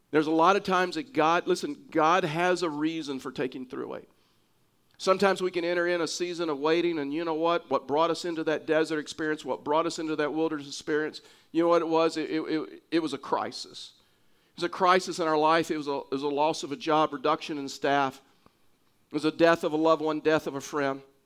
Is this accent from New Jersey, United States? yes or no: no; Texas, United States; now in Pueblo, United States; I'm a Texan